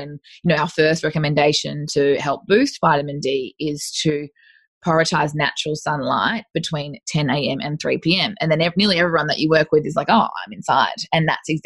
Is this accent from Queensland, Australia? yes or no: yes; North Queensland, Australia; I'm from North Queensland